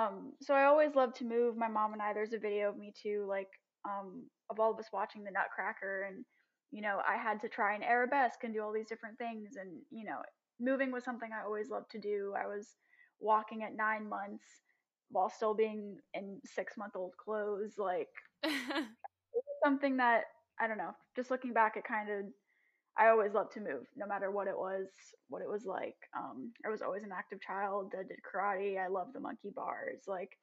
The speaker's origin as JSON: {"language": "English", "town": "New York City", "region": "New York", "country": "United States", "tie": "born or raised there", "said": "I am born and raised in New York City in Manhattan, and now my family lives in the Bronx."}